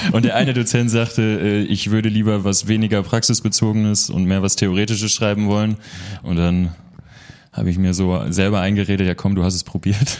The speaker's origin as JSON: {"language": "German", "town": "Münster", "region": "North Rhine-Westphalia", "country": "Germany", "tie": "born or raised there", "said": "hier in Münster, im schönen Nienberge. Ich bin ein Dorfjunge"}